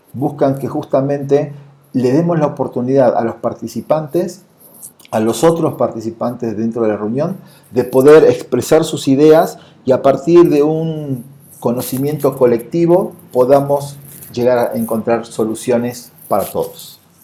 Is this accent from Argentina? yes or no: yes; Argentina; moved away as an adult; now in Mexico City, Mexico; soy de Argentina, vivo y trabajo en la Ciudad de México desde hace más o menos unos ocho años.